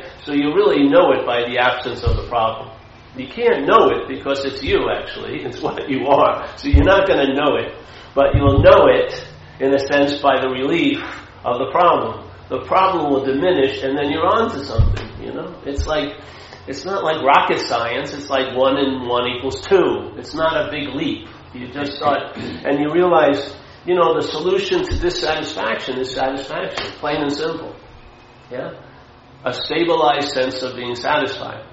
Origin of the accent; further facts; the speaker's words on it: Long Island, New York, United States; I was brought up a Catholic in Long Island, Irish Catholic.